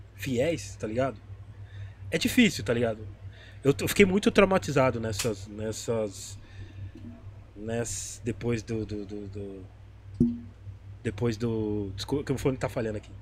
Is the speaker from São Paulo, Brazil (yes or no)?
yes; São Paulo, Brazil; sou da Zona Leste